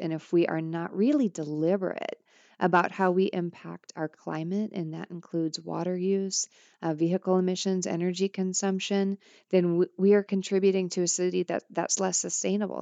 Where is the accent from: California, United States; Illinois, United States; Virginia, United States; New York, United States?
Illinois, United States; Granite City; moved away; Granite City, Illinois